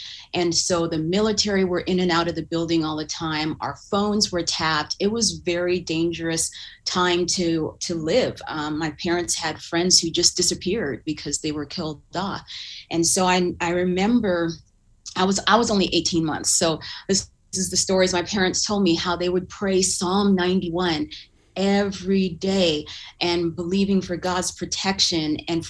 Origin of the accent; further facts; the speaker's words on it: Uganda; born there; You know, I was born in Uganda, which is in East Africa, and it was during the regime of Idi Amin, who was killing a lot of people.